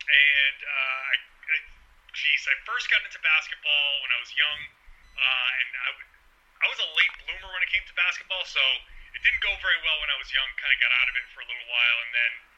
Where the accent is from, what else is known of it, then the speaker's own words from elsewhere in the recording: Pawtucket, Rhode Island, United States; I was born and raised in Pawtucket, Rhode Island, which is outside of Boston, probably about a 40-mile drive south of Boston, just over the Massachusetts border in Rhode Island.